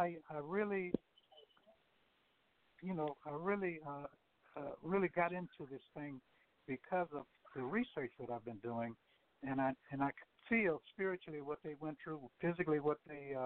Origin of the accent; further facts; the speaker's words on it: Plaquemine, Louisiana, United States; growing up in my hometown of Plaquemine, Louisiana